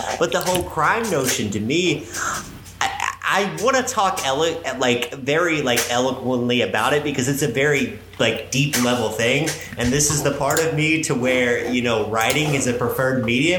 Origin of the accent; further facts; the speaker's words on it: Bardstown, Kentucky, United States; moved away as an adult; now in Louisville, United States; So growing up in Bardstown